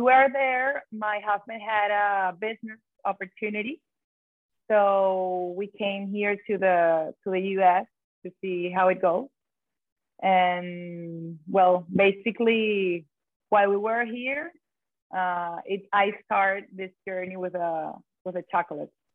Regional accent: Caracas, Capital District, Venezuela; moved away as an adult; also born or lived in Spain; now in Key Biscayne, United States; I'm born and raised in Caracas, Venezuela.

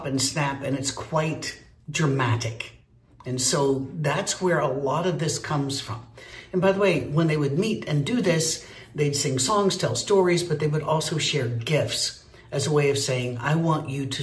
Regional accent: Scotland, United Kingdom; I'm Scottish

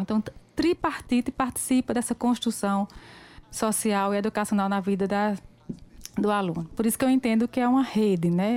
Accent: Pombal, Paraíba, Brazil; born or raised there

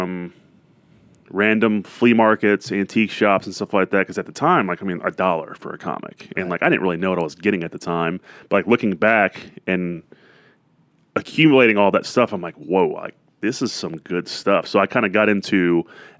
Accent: Cleveland, Tennessee, United States; moved away as an adult; also born or lived in New Orleans, Louisiana; now in Dallas, United States; Cleveland, that's where I grew up

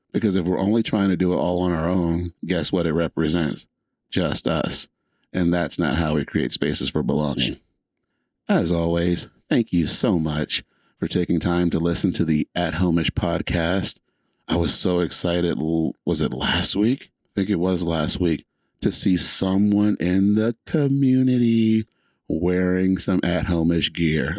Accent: just outside of Atlanta, Georgia, United States; I grew up in Georgia, and where I grew up in Georgia was just outside of Atlanta

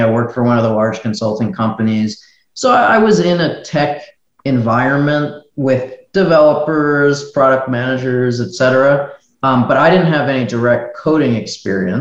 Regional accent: United States; moved away as an adult; now in Miami, United States; I'm originally from New York, New Jersey, but I'm now in Miami because of coronavirus.

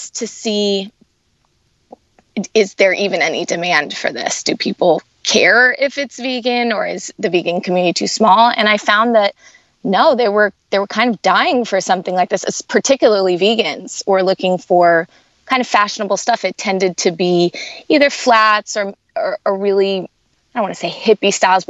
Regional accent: Tucson, Arizona, United States; also born or lived in Los Angeles, California / New York; I was born in Los Angeles. When I was 8, we moved to Arizona, to Tucson, which is a big college town. University of Arizona is there. So I grew up there, went through high school there

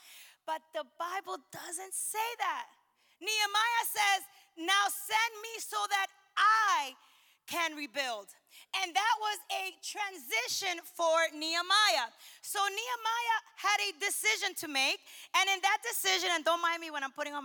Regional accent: the North, United States; moved away; I'm from the North.

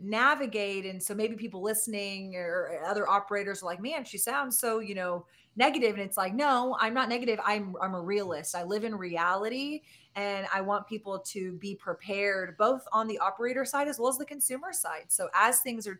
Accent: Austin, Texas, United States; in our hometown of Austin, my hometown of Austin

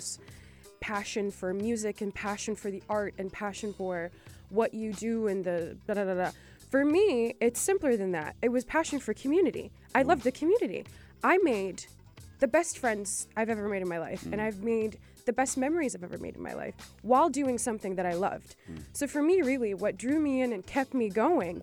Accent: California, United States; now in Saudi Arabia; I grew up in the States, in the good state of California

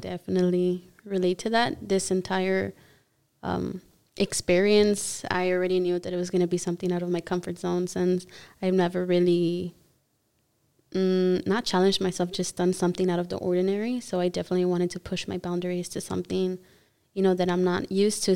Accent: Los Angeles, California, United States; accent: Spanish; first language Spanish; English is a second language; I am from the US, from Los Angeles, California

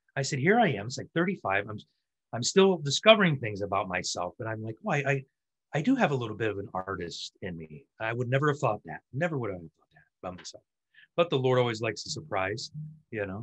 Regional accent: Michigan, United States; I'm from Michigan, and in Michigan we had a lot of Norwegian, you know, Nordic sort of immigrants come

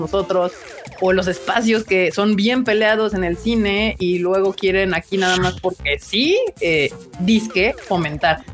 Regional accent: Mexico; como mexicanos

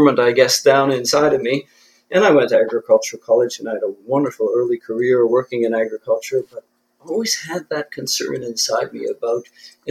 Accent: Belledune, New Brunswick, Canada; moved away as an adult; also born or lived in Fredericton area; now in Fredericton, Canada; I grew up on the North Shore in the village of Beldoon.

